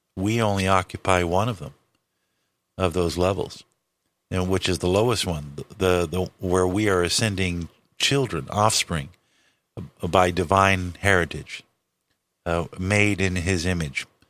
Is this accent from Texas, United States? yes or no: no; Los Angeles, California, United States; also born or lived in Hawaii; born and raised in Los Angeles, California